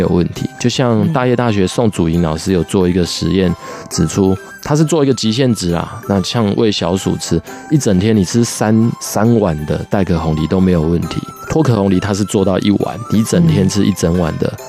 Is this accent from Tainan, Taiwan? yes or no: no; Pingtung County, Taiwan; 我老家在屏东